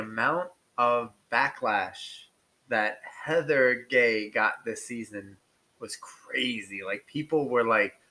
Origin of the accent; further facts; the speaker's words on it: New Jersey, United States; I'm a lifelong New Jersey resident, so it's not just, like, the New Jersey accent of it